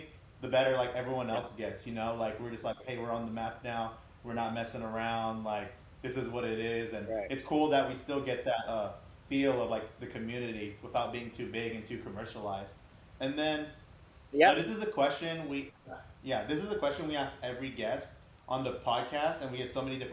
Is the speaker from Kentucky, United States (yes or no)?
no; Elk Grove, California, United States; I grew up in Elk Grove, I went to Pleasant Grove High School